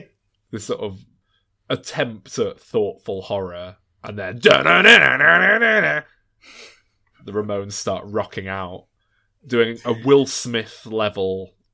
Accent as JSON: {"language": "English", "town": "Glasgow", "region": "Scotland", "country": "United Kingdom", "lives_now": "Maine, United States", "said": "You may have noticed, lads, I've picked up a bit of a twang my time spent living here in Maine. So I'm originally from Glasgow."}